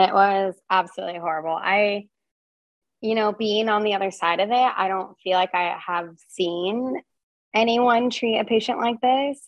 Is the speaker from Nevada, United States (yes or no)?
yes; Reno, Nevada, United States; moved away; also born or lived in Portland, Oregon; I grew up in uh, Reno, Nevada